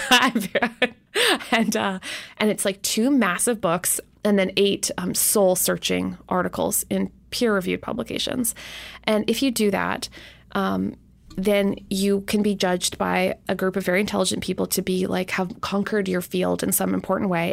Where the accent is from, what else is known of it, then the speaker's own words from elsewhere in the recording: Canada; moved away; even as a Canadian